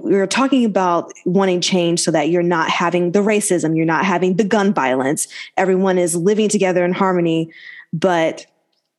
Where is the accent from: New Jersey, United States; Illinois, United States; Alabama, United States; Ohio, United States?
Alabama, United States; moved away; growing up in the South, Terrence and I in Alabama